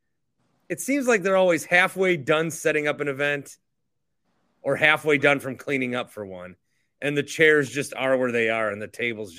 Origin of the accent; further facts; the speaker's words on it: Fond du Lac, Wisconsin, United States; also born or lived in Milwaukee / La Crosse; I grew up in Fond du Lac